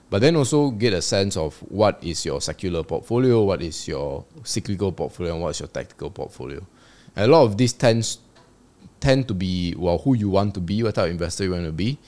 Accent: Malaysia; As a Malaysian

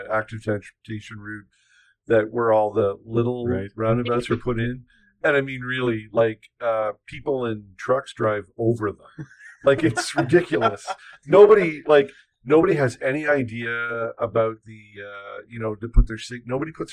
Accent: Toronto, Ontario, Canada; now in Winnipeg, Canada; growing up in Toronto, nobody ever asked me if I was going to stay in Toronto.

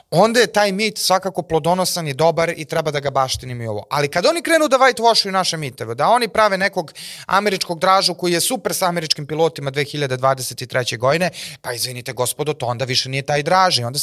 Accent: Serbia; mi moramo kao Srbi koji su 80-90% protiv NATO pakta

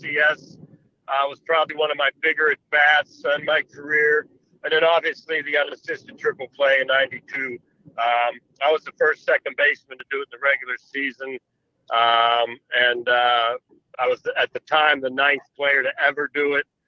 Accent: Pittsburgh, Pennsylvania, United States; It was my hometown team, the team I grew up watching

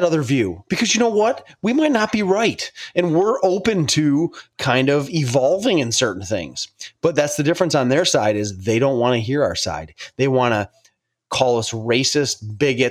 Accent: New York, United States; I'm from New York

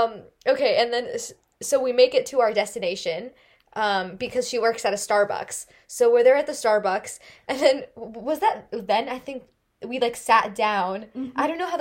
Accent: Bay Area, California, United States; moved away; I'm from the Bay Area.

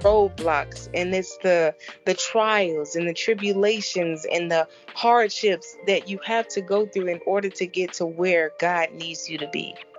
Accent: Chicago, Illinois, United States; moved away as an adult; also born or lived in Florida; born and raised in Chicago

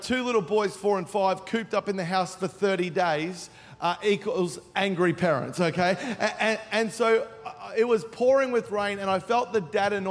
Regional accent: Melbourne, Victoria, Australia; now in Gold Coast, Australia; I grew up in Melbourne

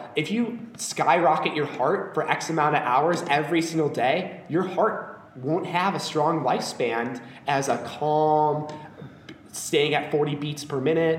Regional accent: Chicago, Illinois, United States; being back in my hometown doing the same things I was doing in high school is definitely a trip.

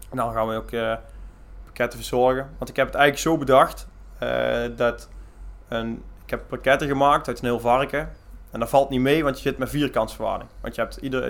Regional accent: Mierlo, North Brabant, Netherlands; now in Leende, Netherlands; ik kom eigenlijk van Mierlo af en daar hadden wij een zeugenbedrijf

